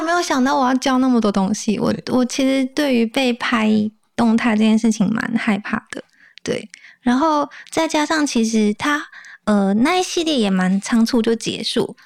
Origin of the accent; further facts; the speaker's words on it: Taichung, Taiwan; 我是台中人